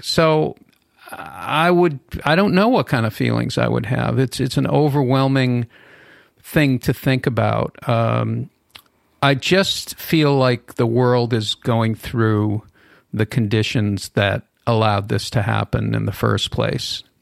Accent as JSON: {"language": "English", "town": "Boston", "region": "Massachusetts", "country": "United States", "tie": "born or raised there", "moved": "yes", "lives_now": "Los Angeles, United States", "said": "anti-Semitism and racism growing up in Boston uh, during busing"}